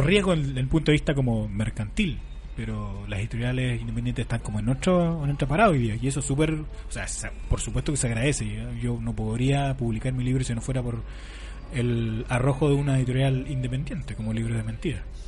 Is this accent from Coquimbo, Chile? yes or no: yes; La Serena, Coquimbo, Chile; la Universidad de La Serena, de donde yo provengo